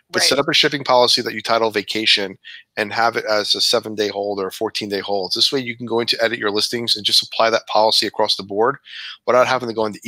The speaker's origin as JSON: {"language": "English", "region": "New York", "country": "United States", "accent": "New York", "said": "Whenever I go back home to visit my family, it's a New York fest, man. My voice, man."}